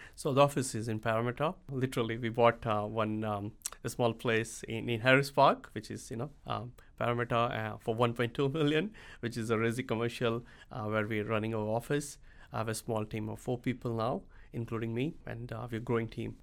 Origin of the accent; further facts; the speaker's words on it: India; moved away as an adult; now in Sydney, Australia; I come from India. I came to Australia back in two thousand seven on a work visa as a I T engineer